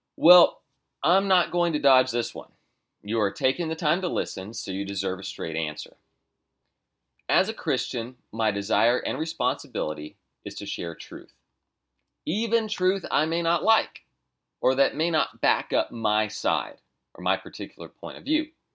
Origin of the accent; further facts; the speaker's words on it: United States; I am an American